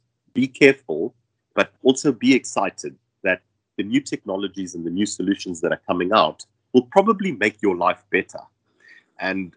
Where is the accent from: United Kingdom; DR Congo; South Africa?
South Africa; I as a South African work in Germany full-time and live in South Africa